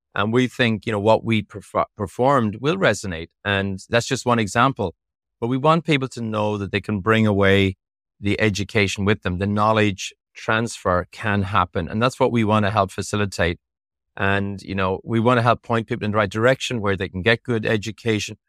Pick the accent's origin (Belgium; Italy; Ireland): Ireland; moved away; I am from Europe. I am, I am originally from Ireland.